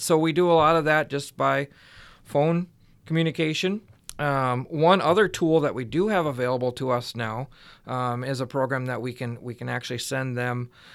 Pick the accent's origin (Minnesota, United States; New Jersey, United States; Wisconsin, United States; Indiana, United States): Minnesota, United States; West Central; I grew up in West Central Minnesota on a small dairy farm